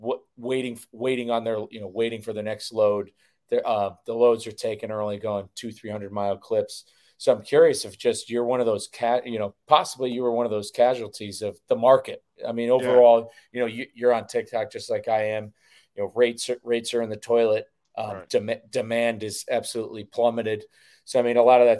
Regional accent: Northeast, United States; we're from the Northeast. We know what winter feels like

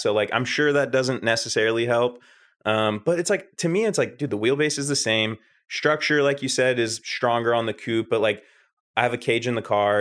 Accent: Northern California, United States; I am from Northern California

